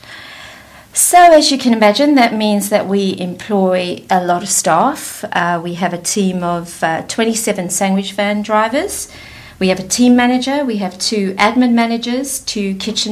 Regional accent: South Africa; accent: South African twang; moved away as an adult; also born or lived in London; now in United Kingdom; I was born in London, but I grew up in South Africa and returned to the UK 24 years ago, and somehow I've managed not to lose my South African twang

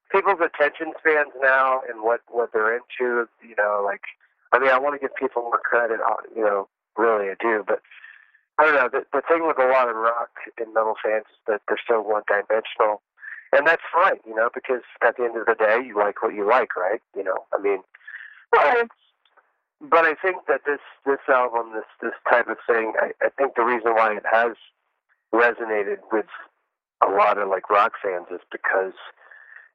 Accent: the South, United States; those are the types of music I grew up with in the South

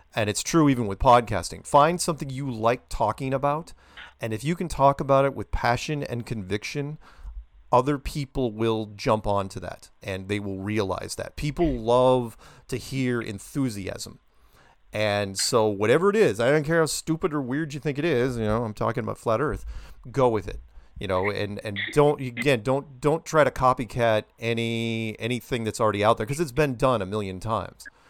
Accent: United States; being an American

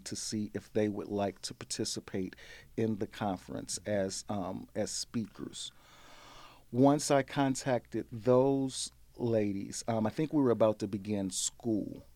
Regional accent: St. Louis, Missouri, United States; I'm born and bred in Saint Louis, um, Saint Louis boy

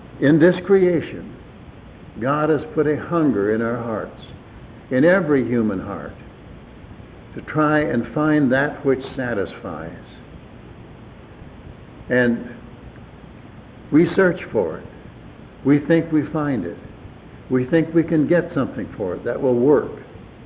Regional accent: Wisconsin, United States; moved away; where I grew up in Wisconsin, had a mile of ice on top of it

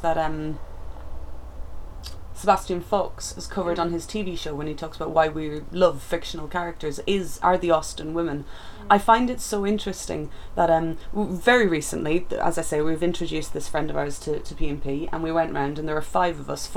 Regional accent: Ireland; my hometown

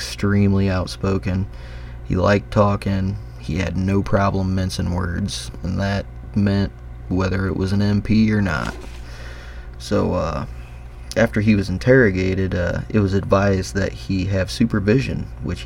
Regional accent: Indiana, United States; my home state of Indiana

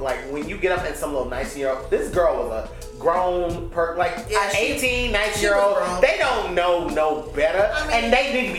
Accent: the South, United States; now in Los Angeles, United States; I'm from the South.

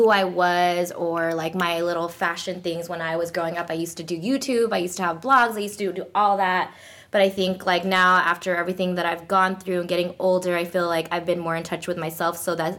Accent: Philippines; oh, and I'm not Korean. I'm Filipino.

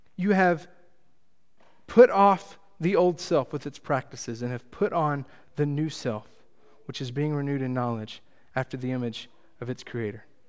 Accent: Texas, United States; I come from Texas, the greatest nation in the world

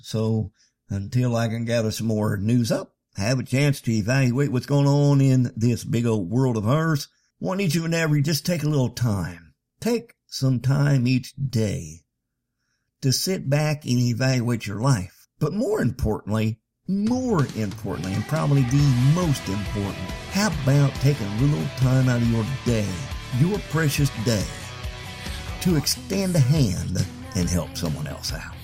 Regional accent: United States; I'm an American

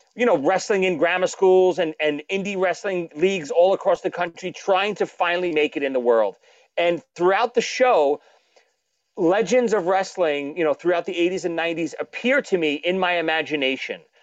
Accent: New York City, New York, United States; from Brooklyn

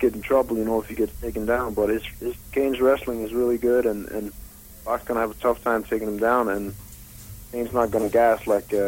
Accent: Denmark; moved away as an adult; now in Las Vegas, United States; I'm originally from Denmark

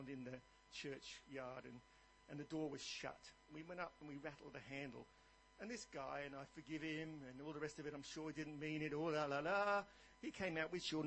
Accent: England, United Kingdom; moved away as an adult; now in Australia; I started off in the Church of England because I was born in England.

